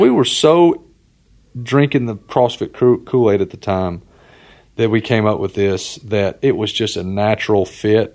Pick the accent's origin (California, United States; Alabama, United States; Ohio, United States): Alabama, United States; moved away as an adult; also born or lived in North Carolina; now in Tennessee, United States; I grew up in Alabama.